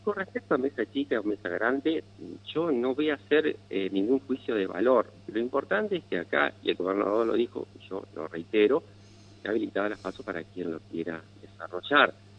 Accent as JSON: {"language": "Spanish", "town": "Paraná", "region": "Entre Ríos", "country": "Argentina", "tie": "born or raised there", "said": "yo nací en Paraná, hice la escuela primaria en Paraná, eh, hice la secundaria, la escuela aquí en Paraná"}